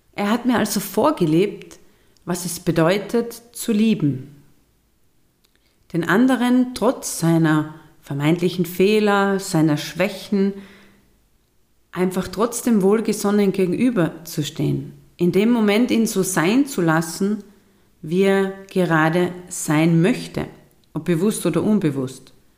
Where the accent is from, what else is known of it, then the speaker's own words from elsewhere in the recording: Austria; bei uns in Österreich